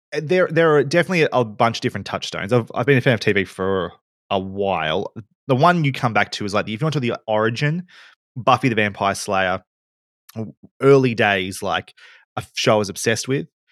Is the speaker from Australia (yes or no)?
yes; Bendigo, Victoria, Australia; moved away as an adult; also born or lived in Melbourne; I come from Bendigo. I had to move to Melbourne to study